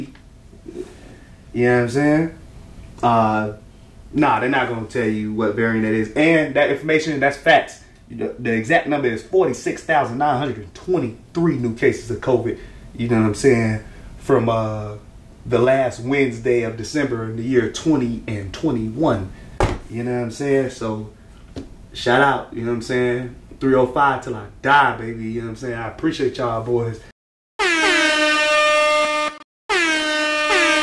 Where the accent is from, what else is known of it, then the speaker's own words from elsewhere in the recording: Miami, Florida, United States; my state, my hometown